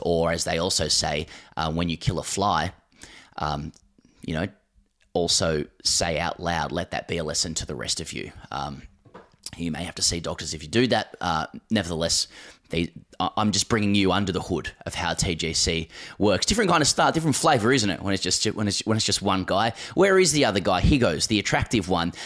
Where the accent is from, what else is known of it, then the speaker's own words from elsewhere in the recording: Australia; as an Australian